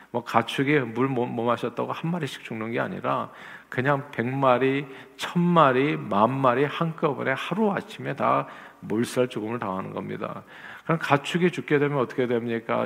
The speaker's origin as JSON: {"language": "Korean", "region": "Seoul", "country": "South Korea", "tie": "born or raised there", "moved": "yes", "said": "서울에서 태어난 저는"}